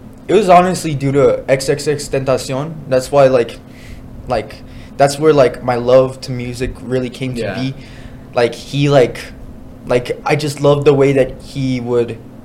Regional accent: El Paso, Texas, United States; born and raised in El Paso, Texas.

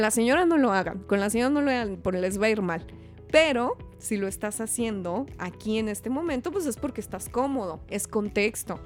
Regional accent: Hidalgo del Parral, Chihuahua, Mexico; moved away as an adult; now in Mexico City, Mexico; yo nací en Parral, soy del mineral del Parral, allá por donde mataron a Pancho Villa. Una ciudadcita bien bonita, pero bonita, minera, y pues me salí de ahí como a los 18 años

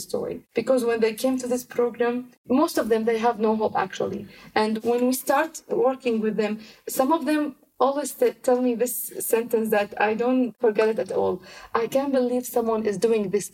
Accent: Damascus, Damascus Governorate, Syria; now in Istanbul, Turkey; I'm from Damascus.

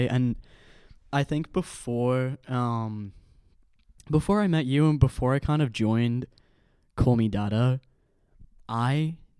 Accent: Ireland; from being Irish.

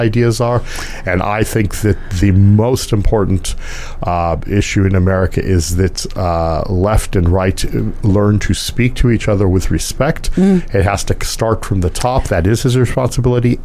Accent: United States; also born or lived in Los Angeles; I'm an American.

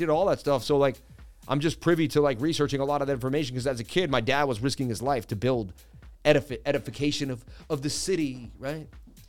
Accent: Connacht, Ireland; born there; Big up to the Irish. I was born in County Mayo.

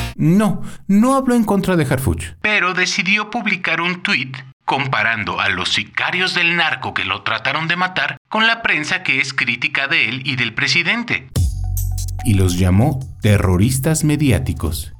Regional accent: Mexico; aquí en mi país de origen

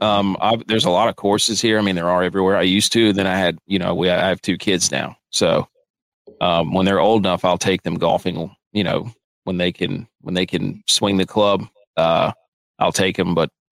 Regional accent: North Carolina, United States; North Carolina.

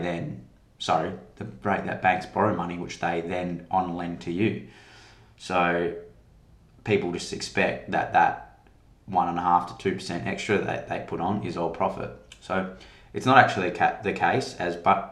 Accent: Western Australia, Australia; my home state of Western Australia

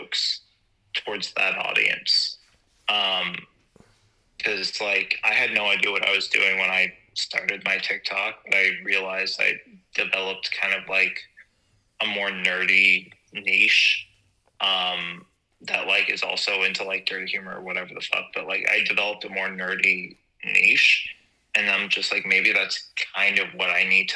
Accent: San Jose, California, United States; now in Los Angeles, United States; being from San Jose where it's like, I'm from San Jose, the world's biggest small town.

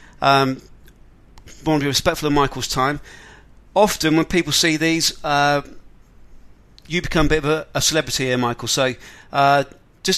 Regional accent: England, United Kingdom; I'm not from Australia, from England

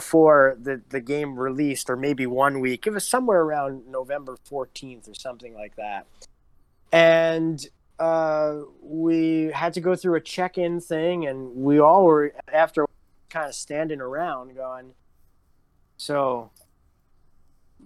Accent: New York, United States; moved away; I grew up in New York

